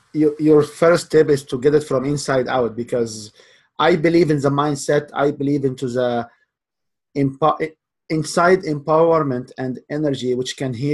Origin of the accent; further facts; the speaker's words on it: Canada; also born or lived in Lafayette, Louisiana; Yeah, I am Canadian. However, I did my studies back in Lafayette, Louisiana.